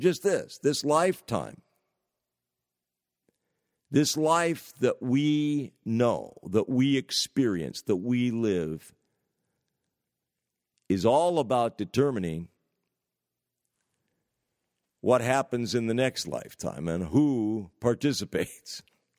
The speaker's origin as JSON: {"language": "English", "region": "California", "country": "United States", "said": "I'm originally from the San Francisco Bay Area, and I've lived in many parts of the United States of America, but currently in northern New England"}